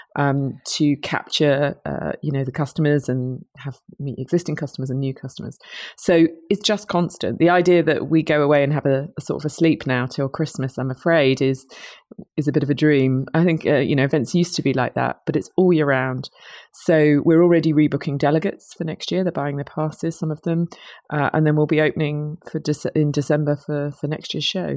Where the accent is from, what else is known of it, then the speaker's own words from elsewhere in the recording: United Kingdom; accent: British; I'm a Brit, you might tell from my accent.